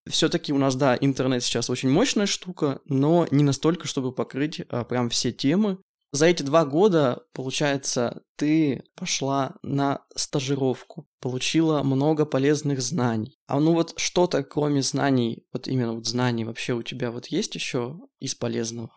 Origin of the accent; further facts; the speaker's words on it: Yekaterinburg, Sverdlovsk Oblast, Russia; мы с Аленой а, местные, мы из Екатеринбурга, поэтому а, живем с родителями пока что